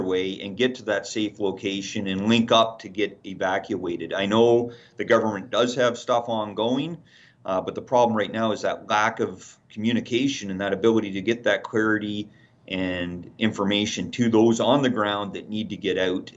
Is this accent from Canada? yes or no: yes; Canada; as Canadians